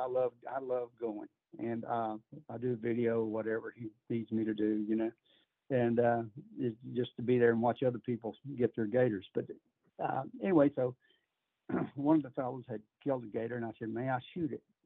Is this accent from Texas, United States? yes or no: yes; Texas, United States; growing up in Texas